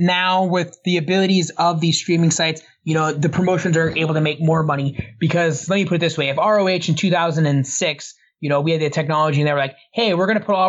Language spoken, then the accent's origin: English; Orlando, Florida, United States; moved away; also born or lived in Canton; I grew up in Orlando, like, the Orlando area. Like, I always grew up remotely close to the theme parks. Okay. I was born in Canton. I lived in Florida for 10 years, and then I moved back to Canton.